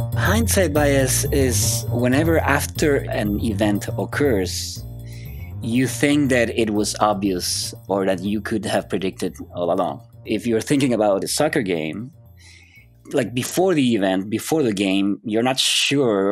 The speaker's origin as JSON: {"language": "English", "country": "Chile", "moved": "as an adult", "said": "I'm from Chile, South America."}